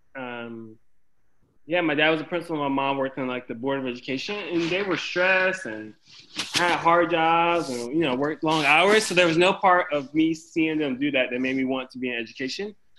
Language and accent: English; Windsor, North Carolina, United States; I grew up in a small town called Windsor, North Carolina, in Bertie County.